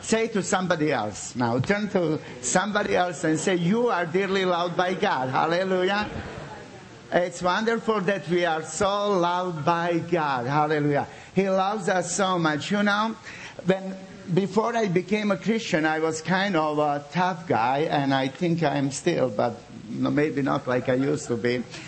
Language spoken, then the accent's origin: English; Srebrenica, Republika Srpska, Bosnia & Herzegovina; English is a second language; now in Zagreb, Croatia; I come from Bosnia, from the city of Srebrenica.